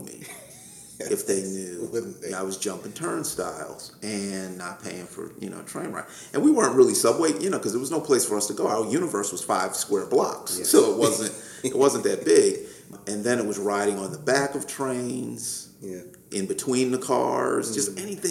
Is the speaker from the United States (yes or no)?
yes; New York City, New York, United States; growing up in New York, young innocent kids, we had like 5 square blocks that we would run around 97th, Amsterdam, Columbus